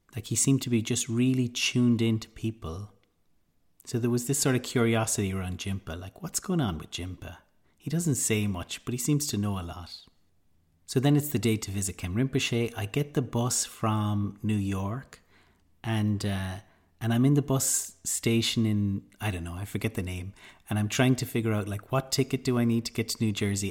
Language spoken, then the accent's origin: English; Ireland; being Irish